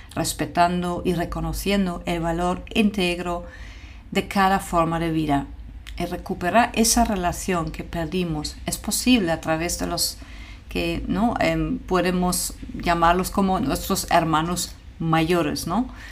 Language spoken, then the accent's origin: Spanish; Germany; moved away; mi país de origen, Alemania